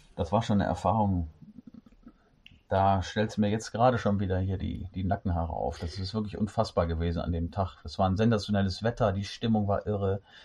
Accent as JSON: {"language": "German", "town": "Düsseldorf", "region": "North Rhine-Westphalia", "country": "Germany", "tie": "born or raised there", "moved": "yes", "lives_now": "Cologne, Germany", "said": "gebürtiger Düsseldorfer"}